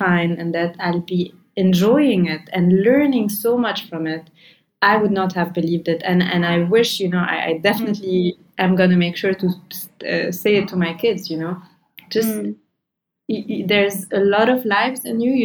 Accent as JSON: {"language": "English", "country": "Lebanon", "said": "I'm from Lebanon"}